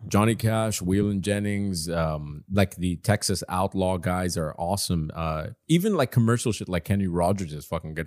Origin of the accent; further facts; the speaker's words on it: Doha, Qatar; also born or lived in Dubai, United Arab Emirates; I was born and raised in Qatar, and I grew up in Dubai as well. But, you know, these are my hometowns